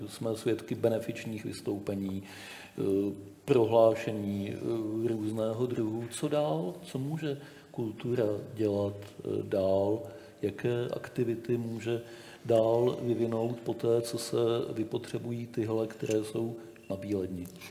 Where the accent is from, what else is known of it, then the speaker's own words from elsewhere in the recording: Czechia; my, Češi